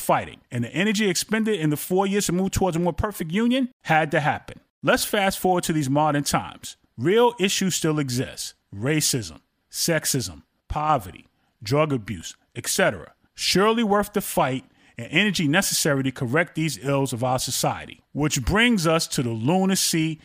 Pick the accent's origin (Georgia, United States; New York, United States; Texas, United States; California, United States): New York, United States; New York City; I went to Harlem to see her every weekend when I was growing up in Brooklyn as a child